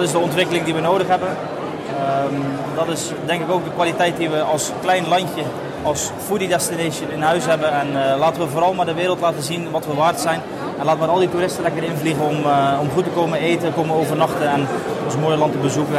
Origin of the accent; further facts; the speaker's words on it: West Flanders, Belgium; ik ben ook geboren en getogen in West-Vlaanderen